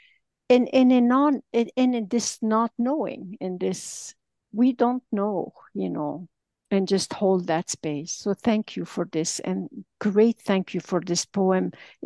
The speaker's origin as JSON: {"language": "English", "country": "Lebanon", "moved": "yes", "lives_now": "Montreal, Canada", "said": "I'm calling from Montreal in Canada. I'm actually originally Lebanese"}